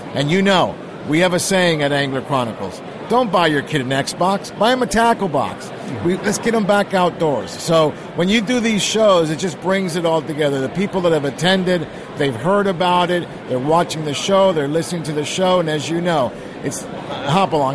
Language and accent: English; Argentina; now in California, United States; I was born in Argentina